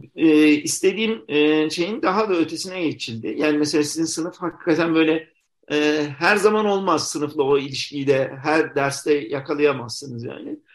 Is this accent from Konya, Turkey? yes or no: yes; Konya, Turkey; moved away as an adult; dinsel anlamda muhafazakar bir şehirde yaşadığım için yani çocukluğumda e, sonra tabi yurt dışı tecrübem şey oldu ama kaçıncı olarak tekrar Konya'ya geri döndüğümü